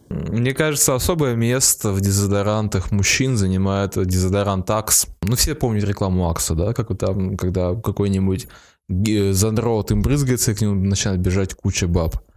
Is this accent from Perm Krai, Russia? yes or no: yes; Perm, Perm Krai, Russia; Я из Перми